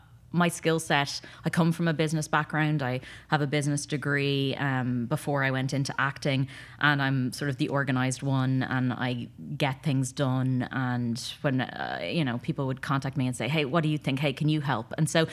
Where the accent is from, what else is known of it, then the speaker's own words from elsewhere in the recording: Ireland; also born or lived in London; now in Los Angeles, United States; So I came from Ireland via London to LA and as an actor, trained in London, and then came out here